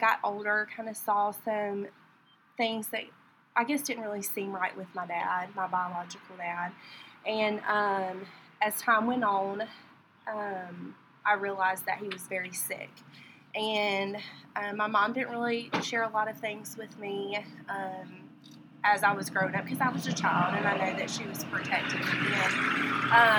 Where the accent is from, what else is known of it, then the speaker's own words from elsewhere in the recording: Warner Robins, Georgia, United States; I'm from Warner Robins. I've lived here my whole life